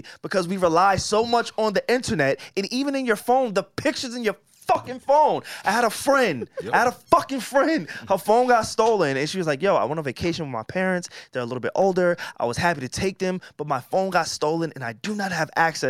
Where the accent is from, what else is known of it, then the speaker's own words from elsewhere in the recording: Long Island, New York, United States; growing up in Long Island